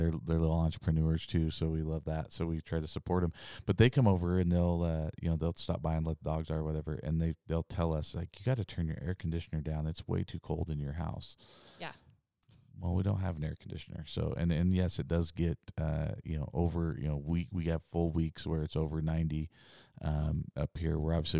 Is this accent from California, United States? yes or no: no; Idaho, United States; because we're from Idaho and that's what it feels like